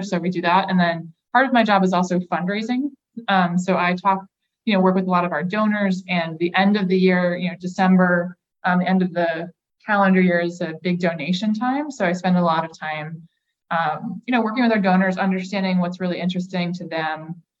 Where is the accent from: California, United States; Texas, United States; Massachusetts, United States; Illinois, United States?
Massachusetts, United States; now in Medford, United States; I'm from Western Massachusetts, so my family is all just a couple hours west of the city. And I live in Medford